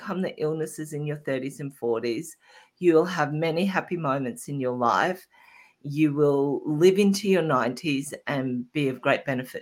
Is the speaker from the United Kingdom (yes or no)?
no; Australia; I started working in the supermarket at 15, as most Australian kids